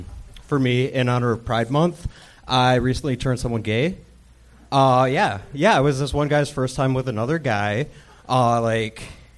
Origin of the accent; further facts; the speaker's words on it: Cleveland, Ohio, United States; moved away as an adult; now in Los Angeles, United States; I'm from Cleveland, Ohio.